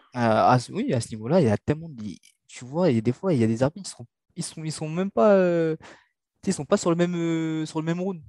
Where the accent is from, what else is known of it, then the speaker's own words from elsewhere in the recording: Mauritius; now in France; je suis originaire de Maurice, tu vois. Il fait chaud à l'île Maurice